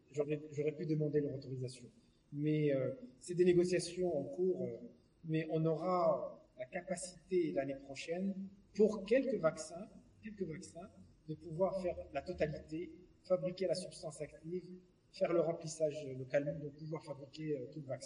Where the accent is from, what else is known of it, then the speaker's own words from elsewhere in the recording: Morocco; moved away; moi, je suis parti du Maroc, ça fait 40 ans quand même